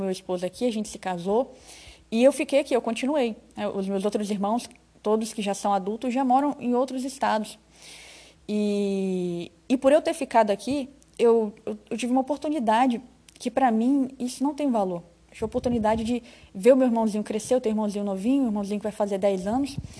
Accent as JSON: {"language": "Portuguese", "region": "Rondônia", "country": "Brazil", "tie": "born or raised there", "also_born_or_lived": "Espírito Santo", "said": "eu sou capixaba, mas eu moro aqui em Rondônia desde criança"}